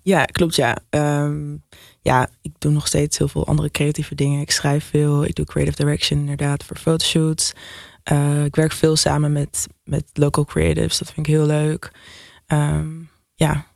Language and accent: Dutch; Nijmegen, Gelderland, Netherlands; now in Amsterdam, Netherlands; ik ben opgegroeid in Nijmegen